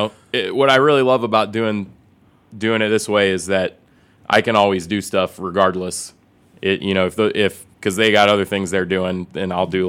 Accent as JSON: {"language": "English", "town": "Springfield", "region": "Illinois", "country": "United States", "also_born_or_lived": "Champaign, Illinois", "accent": "southern", "moved": "as an adult", "lives_now": "Chicago, United States", "said": "Some people here think I have a southern accent because I come from Springfield."}